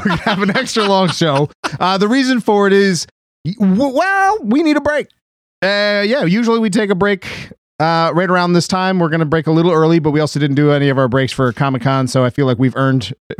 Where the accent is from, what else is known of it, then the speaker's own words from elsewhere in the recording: Burbank, California, United States; I grew up in Burbank.